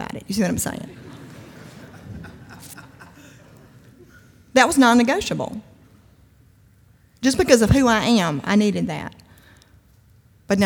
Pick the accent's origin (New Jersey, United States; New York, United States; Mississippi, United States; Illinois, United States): Mississippi, United States; Kosciusko; I'm from Kosciuszko